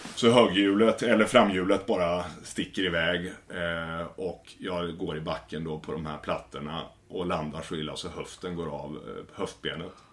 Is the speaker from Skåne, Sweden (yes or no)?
no; Västervik, Kalmar County, Sweden; moved away; Jag kommer från Småland i Västervik.